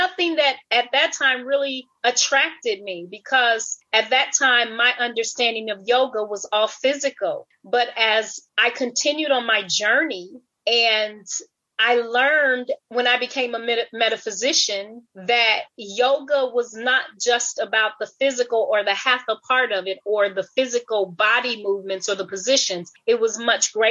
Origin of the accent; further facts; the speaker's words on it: Peoria, Illinois, United States; moved away; also born or lived in Grenada / Republic of Ireland / Worthing, England; I grew up in the United States in a town called Peoria, Illinois